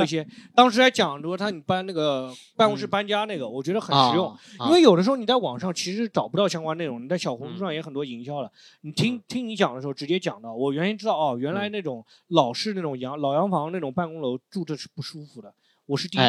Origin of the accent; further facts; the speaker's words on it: Suqian, Jiangsu, China; 就苏北，比如说我老家宿迁市